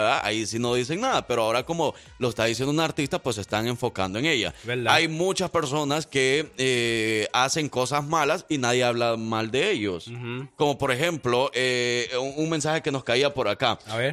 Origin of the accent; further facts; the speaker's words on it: El Salvador; soy del Salvador